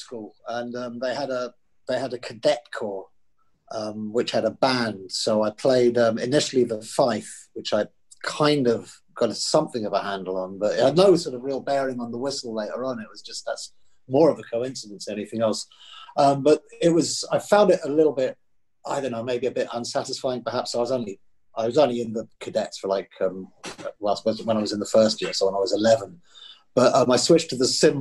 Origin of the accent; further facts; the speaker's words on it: Eastbourne, South East England, United Kingdom; I was born in Eastbourne in Sussex